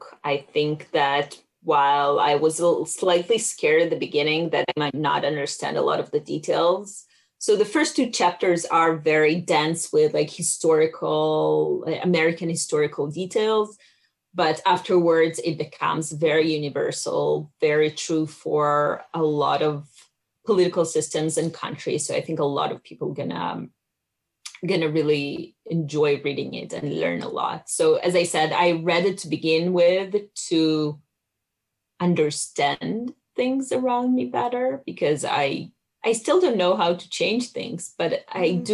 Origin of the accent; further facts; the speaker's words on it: Israel; I grew up in Israel